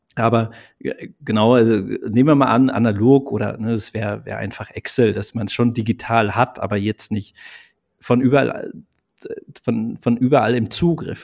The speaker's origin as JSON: {"language": "German", "region": "Eifel", "country": "Germany", "tie": "born or raised there", "said": "Also gebürtig eigentlich komme ich aus der Eifel"}